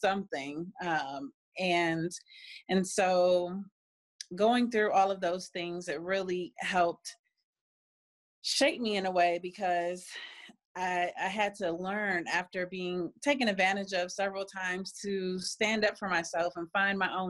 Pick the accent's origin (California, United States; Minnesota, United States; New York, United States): California, United States; now in Cleveland, United States; I grew up in California before we moved back here to Cleveland. I grew up and graduated from California.